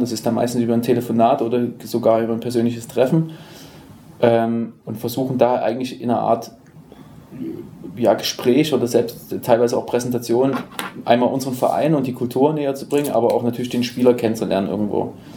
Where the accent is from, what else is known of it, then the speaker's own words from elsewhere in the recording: Dresden, Saxony, Germany; moved away; also born or lived in Berlin; gebürtiger Dresdner